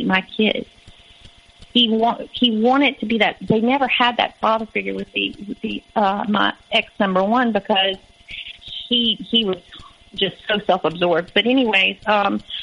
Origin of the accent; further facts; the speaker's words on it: Louisiana, United States; moved away as an adult; I was from Louisiana